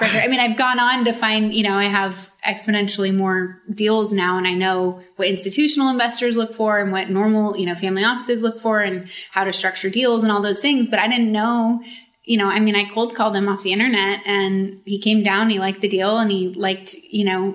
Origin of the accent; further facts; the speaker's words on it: Sacramento, California, United States; I grew up in Sacramento in a rural area.